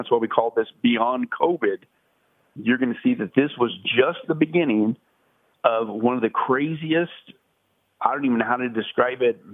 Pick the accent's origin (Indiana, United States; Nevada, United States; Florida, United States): Nevada, United States; Las Vegas; I'm from Vegas